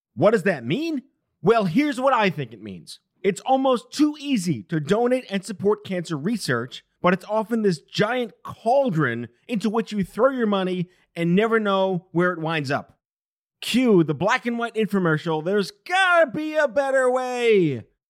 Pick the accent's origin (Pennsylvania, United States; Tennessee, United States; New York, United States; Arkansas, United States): New York, United States; New York City; it was the first time I heard a flat A ever growing up in New York City